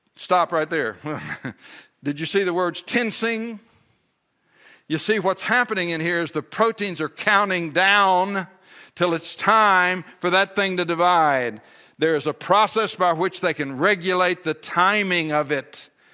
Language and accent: English; Texas, United States; I'm a Texan